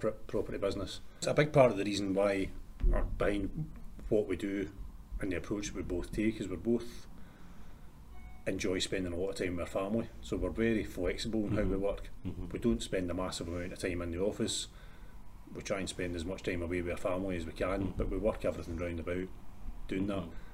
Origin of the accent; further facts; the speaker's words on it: Erskine, Scotland, United Kingdom; also born or lived in Paisley / Glasgow; Born and grew up in Erskine. Spent most of my life between sort of Erskine, Paisley, stayed in City Centre for a wee while. But I'm kind of Erskine boy, born and bred.